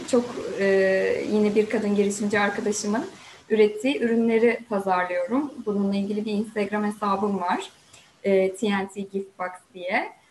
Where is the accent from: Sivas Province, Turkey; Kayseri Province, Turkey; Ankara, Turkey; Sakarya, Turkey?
Sakarya, Turkey; also born or lived in Samsun; ben 84 1984 e, Sakarya doğumluyum. Ee, ve yaşamımın çok uzun bir süresini Sakarya'da geçirdim. Sadece üniversiteyi 4 yıl e, Samsun'da okudum.